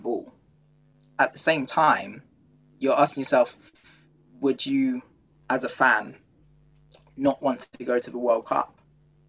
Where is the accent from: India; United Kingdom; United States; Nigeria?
Nigeria; being Nigerian and growing up on stories of him